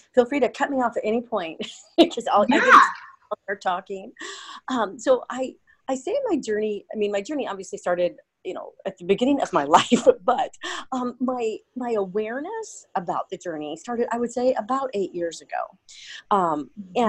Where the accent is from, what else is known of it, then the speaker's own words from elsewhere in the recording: Portland, United States; I'm from Portland